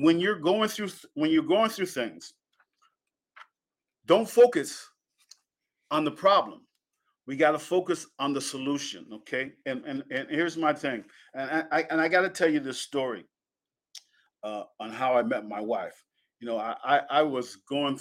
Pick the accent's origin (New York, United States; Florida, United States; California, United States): New York, United States; Penn Yan; born or raised there; moved away